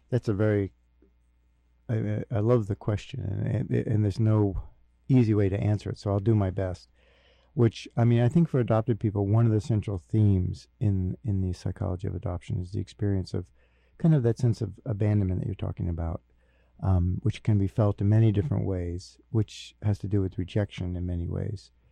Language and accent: English; Newark, New Jersey, United States; born there; I was born in Newark, New Jersey, so I drove down to New Jersey